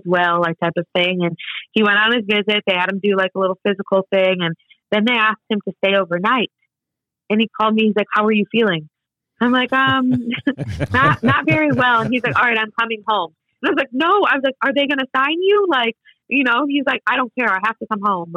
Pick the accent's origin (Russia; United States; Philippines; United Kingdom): United States; Chicago, Illinois; moved away as an adult; now in Washington, D.C., United States; I'm from Chicago